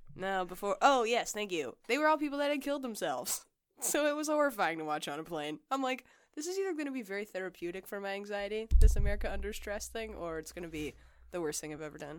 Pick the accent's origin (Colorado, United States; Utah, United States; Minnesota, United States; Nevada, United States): Nevada, United States; Las Vegas; I grew up in Las Vegas.